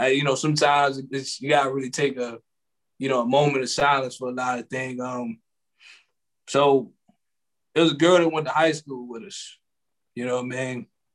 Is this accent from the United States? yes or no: yes; Seat Pleasant, Maryland, United States; I grew up in Sea Pleasant.